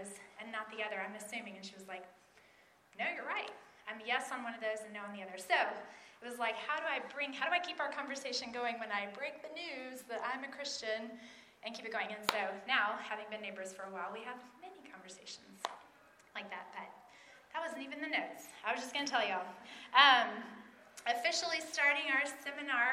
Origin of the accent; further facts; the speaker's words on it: East Tennessee, United States; moved away as an adult; now in Minneapolis, United States; I do live in Minneapolis right now. I'm a Minnesotan, but I grew up in East Tennessee